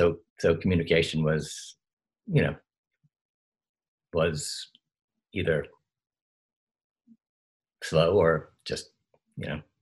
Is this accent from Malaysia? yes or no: no; Australia; accent: Australian; So I have no idea how my Australian accent, I would be afraid to hear it now, because there was no one keeping track of it.